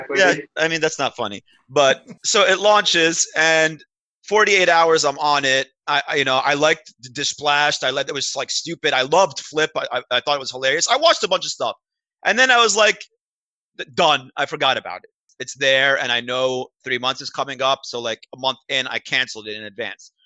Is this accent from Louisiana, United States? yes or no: no; Baltimore, Maryland, United States; moved away; I'm originally from Baltimore